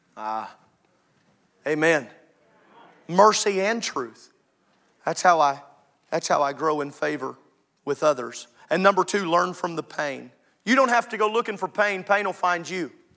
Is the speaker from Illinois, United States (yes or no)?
yes; Illinois, United States; moved away; I grew up in Illinois